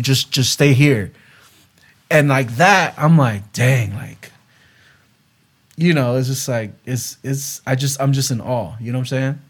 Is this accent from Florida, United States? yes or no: yes; West Palm Beach, Florida, United States; moved away; also born or lived in Gainesville, Florida; I went back to my hometown, to West Palm Beach, Florida